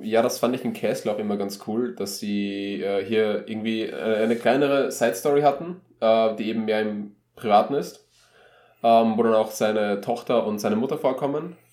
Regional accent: Austria; wir als Österreicher

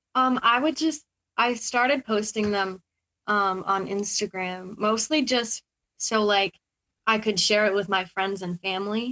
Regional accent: Massachusetts, United States; born or raised there

